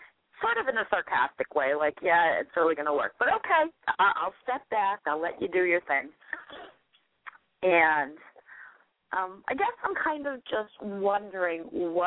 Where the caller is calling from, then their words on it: New Hampshire, United States; I'm calling you from New Hampshire tonight.